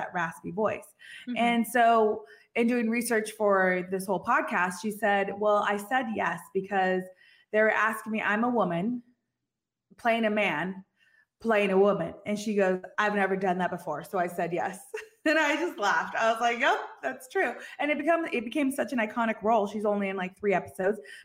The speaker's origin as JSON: {"language": "English", "region": "Northern California", "country": "United States", "said": "I'm from NorCal"}